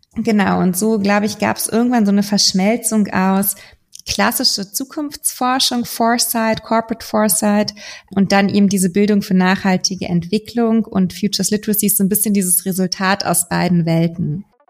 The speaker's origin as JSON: {"language": "German", "region": "Berlin", "country": "Germany", "tie": "born or raised there", "moved": "as an adult", "lives_now": "Hamburg, Germany", "said": "ich komme gebürtig aus Berlin, bin jetzt gerade in Hamburg"}